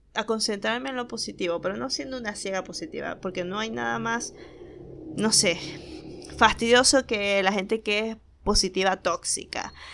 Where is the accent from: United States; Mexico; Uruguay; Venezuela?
Venezuela; Maracaibo, Zulia; accent: Maracucho; now in Argentina; estoy muy acostumbrada a hablar en maracucho, eh, eso que ustedes acaban de escuchar, el vos sabéis, vos podéis y vos te lo compráis, es la forma en que hablamos en Maracaibo